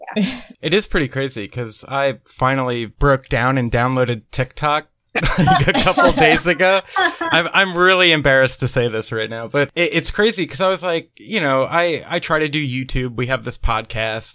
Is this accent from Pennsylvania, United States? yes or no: yes; Pennsylvania, United States; moved away as an adult; now in Nashville, United States; I'm originally from Pennsylvania, but I've been living in Nashville for the last, wow, it'll be eight years this year